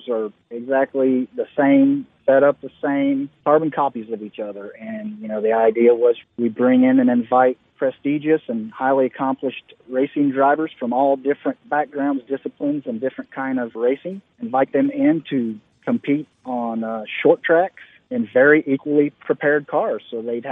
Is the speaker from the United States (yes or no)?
yes; Indiana, United States; growing up in Indiana